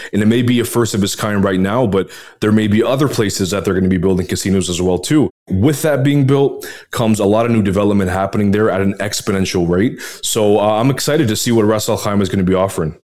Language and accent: English; Canada; now in Dubai, United Arab Emirates; myself being Canadian as well, one of the reasons why I moved here